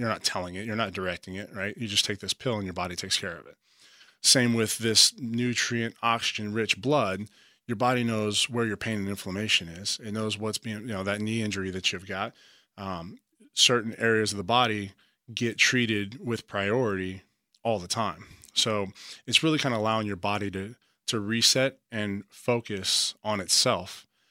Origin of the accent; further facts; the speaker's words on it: Beaumont, Texas, United States; moved away as an adult; also born or lived in Galveston, Texas / Maryland / Virginia; I'm a Texas boy, uh, born and raised. Uh, I've lived all throughout the country, but it definitely started, I was born in Beaumont, Texas.